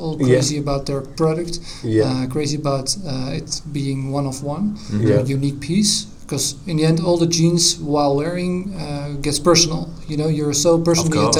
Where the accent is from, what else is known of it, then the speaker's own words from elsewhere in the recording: near Amsterdam, North Holland, Netherlands; I'm from Holland, near Amsterdam.